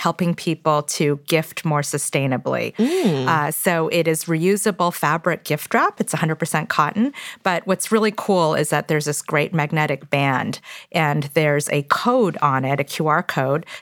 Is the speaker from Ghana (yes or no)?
no; Toronto, Ontario, Canada; English is a second language; also born or lived in Korea; we moved from Korea to Toronto, Canada when I was 4 years old